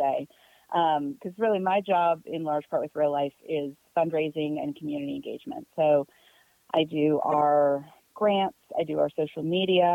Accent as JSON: {"language": "English", "town": "Leesburg", "region": "Virginia", "country": "United States", "tie": "born or raised there", "said": "I grew up in Loudoun County up in Northern Virginia."}